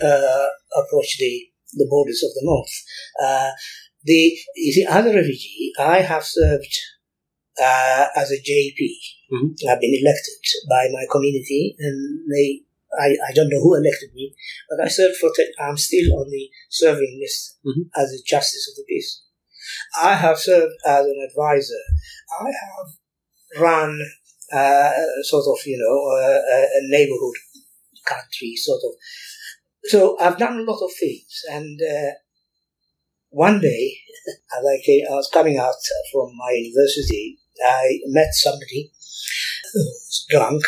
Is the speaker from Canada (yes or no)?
no; Eritrea; now in Bristol, United Kingdom; I'm a proud Eritrean and I'm proud British. And I have this double identity. Sometimes, when I go to Eritrea, after all these years in Bristol